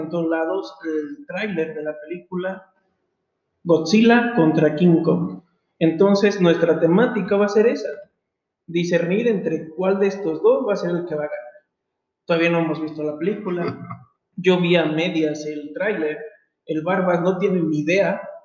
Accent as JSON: {"language": "Spanish", "country": "Mexico", "said": "como todo mexicano"}